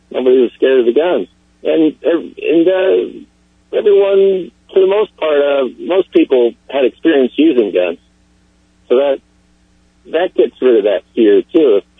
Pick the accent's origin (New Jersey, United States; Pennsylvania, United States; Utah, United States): Pennsylvania, United States; I grew up in Pennsylvania where people were always carrying guns around.